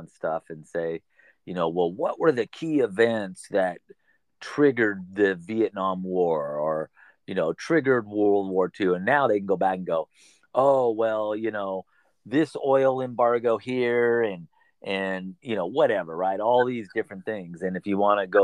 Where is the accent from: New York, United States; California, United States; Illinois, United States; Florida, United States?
California, United States; I'm born and raised in California, and I've basically lived in northern, central, or southern California.